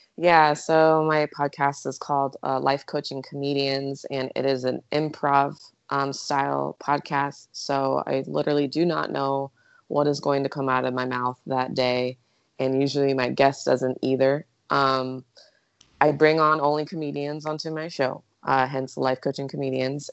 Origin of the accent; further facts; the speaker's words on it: Eugene, Oregon, United States; moved away as an adult; now in Arizona, United States; I grew up in Eugene, Oregon.